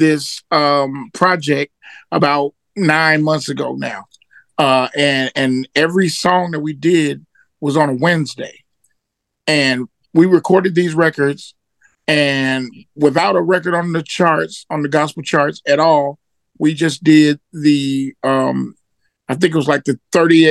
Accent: Memphis, Tennessee, United States; moved away; also born or lived in Atlanta / Houston, Texas; I was born in Memphis, Tennessee.

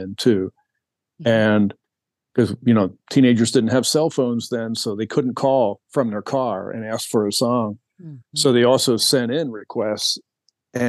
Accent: East Coast, United States; I'm from the East Coast

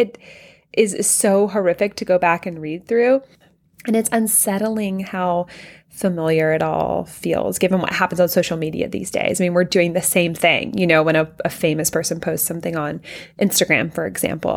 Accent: Louisiana, United States; we call it the L S U room because We are from Louisiana

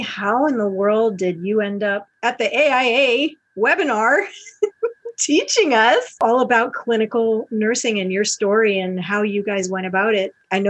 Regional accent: outside of Albany, New York, United States; I grew up outside of Albany.

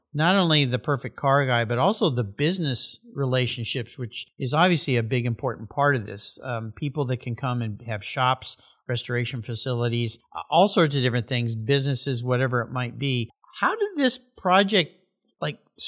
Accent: San Diego, California, United States; I grew up in San Diego.

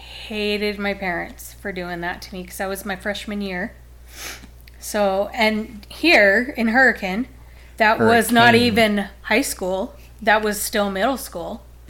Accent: Utah, United States; I've lived in Utah my whole life.

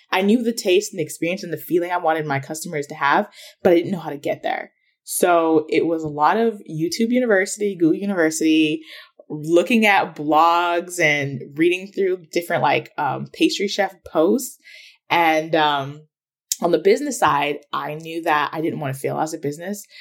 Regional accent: Ghana; now in United States; I'm from Ghana, which is in West Africa

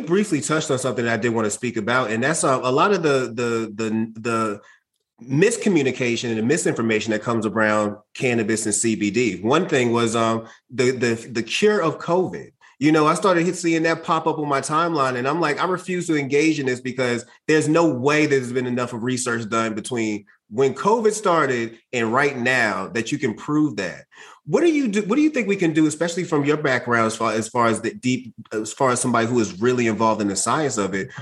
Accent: Boston, Massachusetts, United States; I'm from Boston. I'm from Mattapan, as I mentioned, and I, I grew up around a, a, lot of Haitians

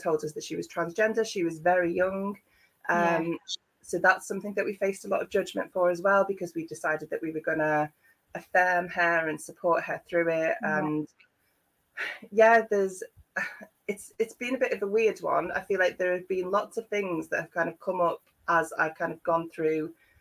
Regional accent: Liverpool, North West England, United Kingdom; moved away as an adult; now in Devon, United Kingdom; I'm from Liverpool originally. I've lived in Devon for the last 15 years.

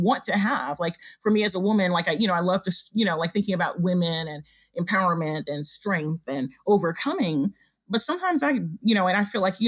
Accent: United States; although I am, you know, of African descent, I was raised in the U.S., so I consider myself African as well as African American.

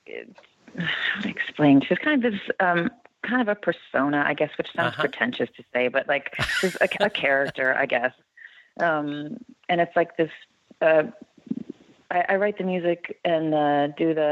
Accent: Barrington, Illinois, United States; I grew up in the western burbs of Chicago, Barrington, and then went to Northwestern to study music

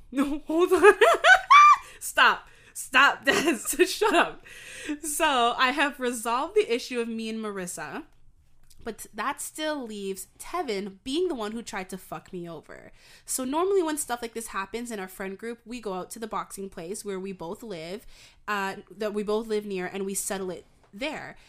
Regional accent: Canada; I'm from Canada

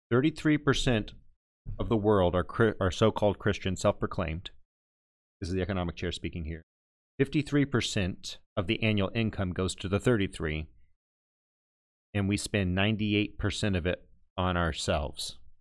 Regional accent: Texas, United States; I'm from Texas

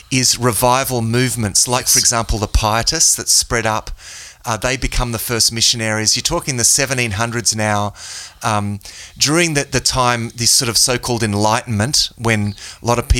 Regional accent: Australia; yeah, I guess I'm a Christian. I'm Australian, right?

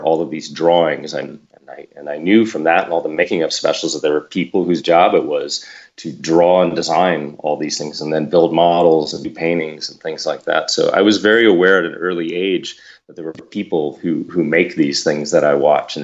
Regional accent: Los Angeles, California, United States; I grew up here in Los Angeles

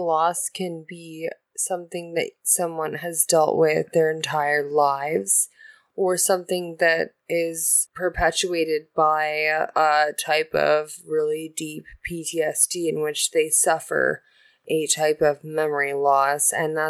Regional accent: Japan; born there; Oh, I was born in Japan.

